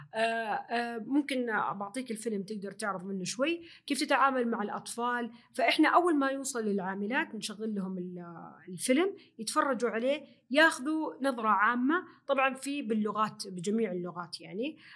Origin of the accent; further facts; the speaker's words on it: Saudi Arabia; الاداب والتقاليد الموجوده عندنا في السعوديه